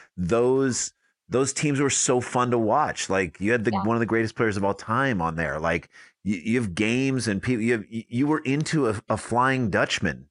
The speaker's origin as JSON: {"language": "English", "town": "St. Louis", "region": "Missouri", "country": "United States", "tie": "born or raised there", "said": "growing up in St. Louis"}